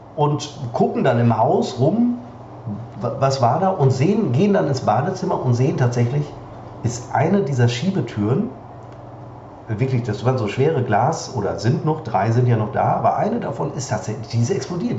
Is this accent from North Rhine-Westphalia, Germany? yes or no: yes; Münster, North Rhine-Westphalia, Germany; moved away; als wir vor ähm, vier, vier Jahren, Wahnsinn, zurück nach Münster, wirklich ja, zurück nach Münster kamen